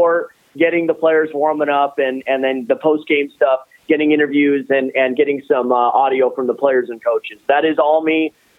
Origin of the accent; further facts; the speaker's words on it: San Pedro, California, United States; born and raised in San Pedro, California. Grew up a lifelong Lakers, Dodgers fan.